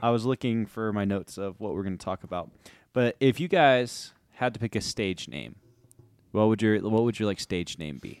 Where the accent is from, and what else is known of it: United States